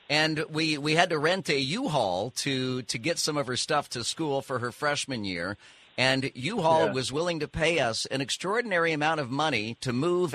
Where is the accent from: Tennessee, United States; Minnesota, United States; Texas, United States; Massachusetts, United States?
Texas, United States; also born or lived in California / Tulsa, Oklahoma; now in Florida, United States; I was raised in Texas and live in Florida, so two of my absolute favorite states